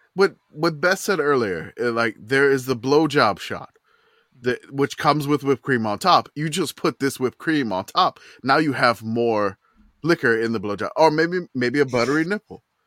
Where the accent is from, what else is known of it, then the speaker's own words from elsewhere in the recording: New Orleans, Louisiana, United States; I grew up in New Orleans watching Tulane football